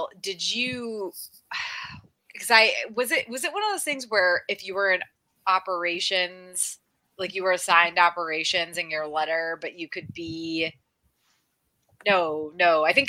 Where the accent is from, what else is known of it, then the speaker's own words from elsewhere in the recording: Connecticut, United States; also born or lived in the South (US); now in Southern United States; I've lived in the South for so long. But like, I was from Connecticut